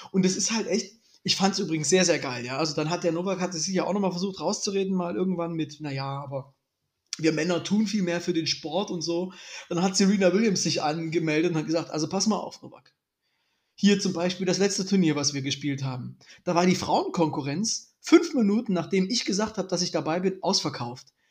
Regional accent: East Germany, Germany; ich bin ja ein richtiger Ossi, ich wurde niemals getauft

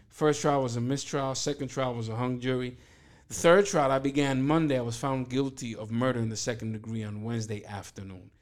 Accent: New York City, New York, United States; born and raised in East New York, first generation American from Dominican parents

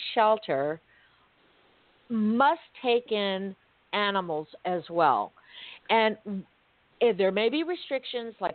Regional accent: Miami, Florida, United States; I was born and raised in Miami.

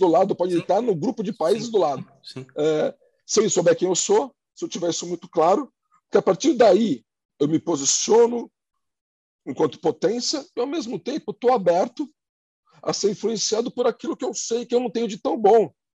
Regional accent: Santos, São Paulo, Brazil; now in São Paulo, Brazil; eu sou de Santos, cidade uhum. no, no, litoral de São Paulo

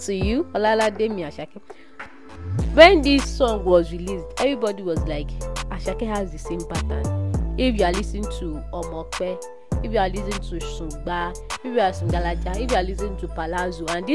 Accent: Nigeria; I'm Nigerian.

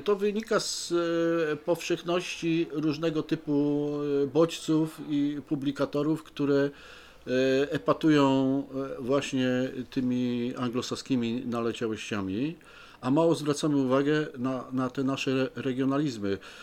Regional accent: Poznań, Greater Poland, Poland

